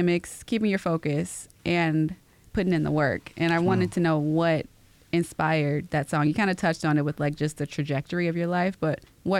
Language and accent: English; Chicago, Illinois, United States; I am from Chicago and I've lived all over the place.